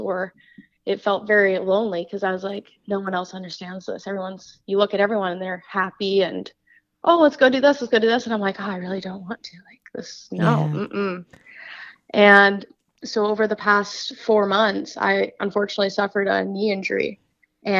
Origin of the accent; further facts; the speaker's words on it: Vancouver, British Columbia, Canada; also born or lived in Ohio; I'm from Vancouver, BC, up in Canada. So I've born and raised here, lived here all my life.